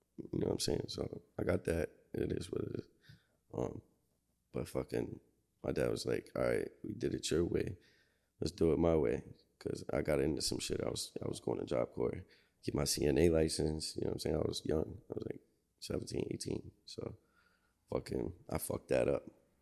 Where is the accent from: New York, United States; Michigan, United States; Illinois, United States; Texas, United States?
New York, United States; Buffalo; also born or lived in Rochester, New York; I lived in Riverside for a good chunk of my life too